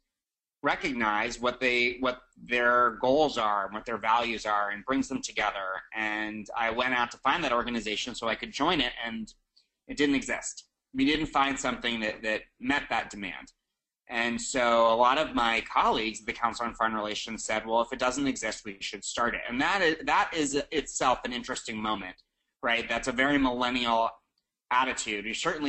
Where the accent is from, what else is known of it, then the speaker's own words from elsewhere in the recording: New York City, New York, United States; I'm from New York City